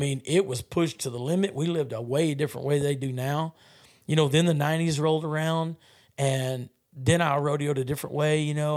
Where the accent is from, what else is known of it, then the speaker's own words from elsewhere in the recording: South Texas, United States; I grew up in South Texas